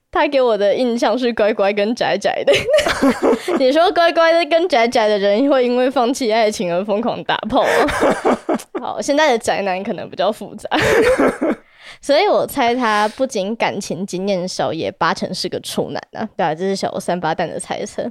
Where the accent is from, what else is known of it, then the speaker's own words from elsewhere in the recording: Taipei, Taiwan; 我是台北人